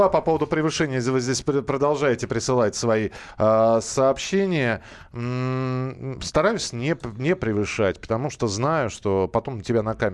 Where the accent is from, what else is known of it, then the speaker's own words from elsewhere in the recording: Moscow, Russia; Нас мы же москвичи